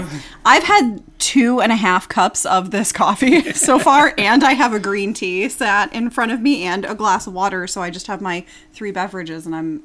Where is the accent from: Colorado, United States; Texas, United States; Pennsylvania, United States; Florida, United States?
Florida, United States; I'm from Florida.